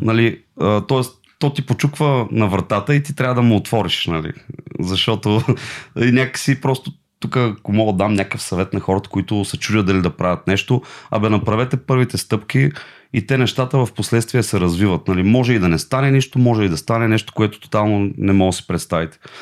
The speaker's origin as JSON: {"language": "Bulgarian", "town": "Silistra", "region": "Silistra Province", "country": "Bulgaria", "said": "аз съм от Силистра и в Силистра на река Дунав има постоянно а, рибари"}